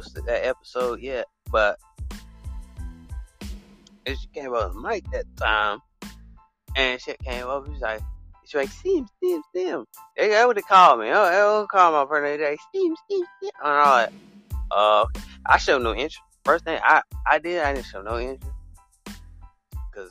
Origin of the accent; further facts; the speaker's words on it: Alabama, United States; I come from Alabama, but it's a little state.